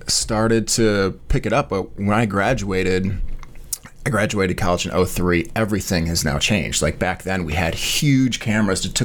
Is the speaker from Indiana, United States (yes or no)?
no; Chicago, Illinois, United States; moved away as an adult; now in Charleston, United States; I'm from Chicago, Illinois. So actually, like, I'm born and raised like 30 minutes outside of the city